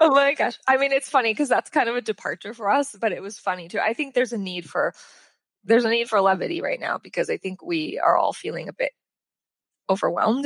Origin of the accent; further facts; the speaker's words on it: Sacramento, California, United States; moved away as an adult; also born or lived in New York / Los Angeles; I grew up in Sacramento